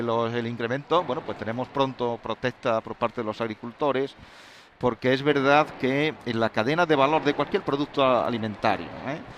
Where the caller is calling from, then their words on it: Jaén, Andalusia, Spain; Buenos días a todos los andaluces y felicidades, Pepe.